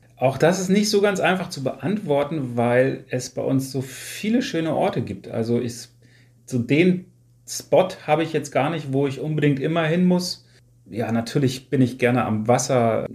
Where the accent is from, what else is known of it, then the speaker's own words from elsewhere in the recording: Wolfsburg, Lower Saxony, Germany; moved away as an adult; now in Niebüll, Germany; ist meine Heimatstadt Wolfsburg schon die Stadt, an der mein Herz hängt